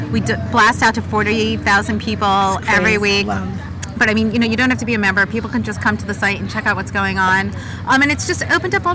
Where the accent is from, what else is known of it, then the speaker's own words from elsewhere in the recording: outside of New York City, New Jersey side, United States; now in Washington, D.C., United States; Growing up, I grew up outside of New York City